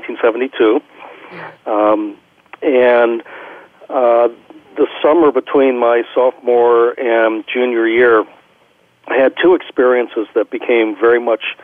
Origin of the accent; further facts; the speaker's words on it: Kettering, Ohio, United States; I grew up in Kettering, Ohio, which is a suburb of Dayton, Ohio